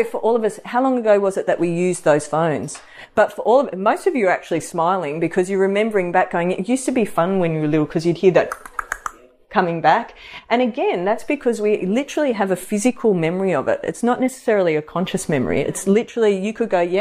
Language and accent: English; Sydney, New South Wales, Australia; moved away; I grew up in Sydney